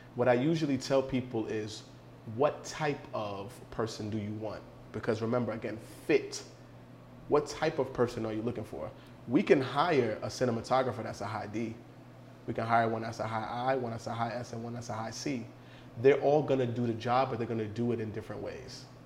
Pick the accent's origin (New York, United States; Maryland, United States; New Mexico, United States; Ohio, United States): New York, United States; New York City; I'm from New York City